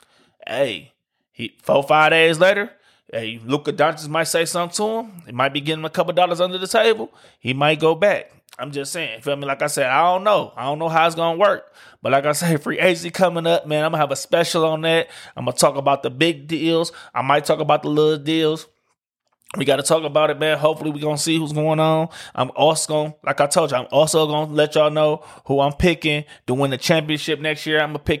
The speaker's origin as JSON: {"language": "English", "town": "Detroit", "region": "Michigan", "country": "United States", "said": "I'm from Detroit."}